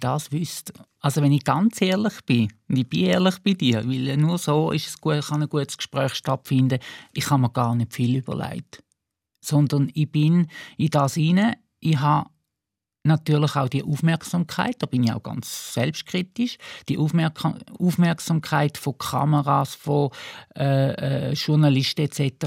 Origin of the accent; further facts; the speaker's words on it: Eastern Switzerland, Switzerland; auf dem Land, wo ich aufgewachsen bin, in der Ostschweiz